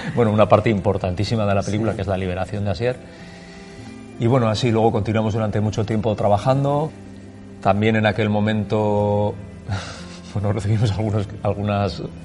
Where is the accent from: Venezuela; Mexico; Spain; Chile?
Spain; Basque Country; todas las vivencias que nosotros hemos tenido como vascos que han vivido el conflicto